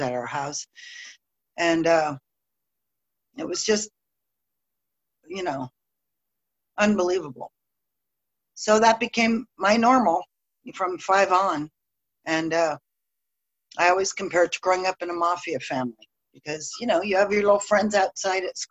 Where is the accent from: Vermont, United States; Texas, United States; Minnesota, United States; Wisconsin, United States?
Texas, United States; Dallas; moved away; I was born in Dallas to a dying alcoholic father and a desperate mother.